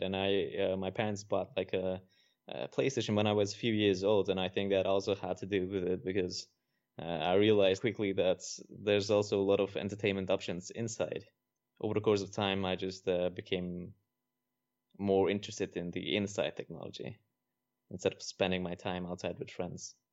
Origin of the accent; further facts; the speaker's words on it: Netherlands; I'm from the Netherlands.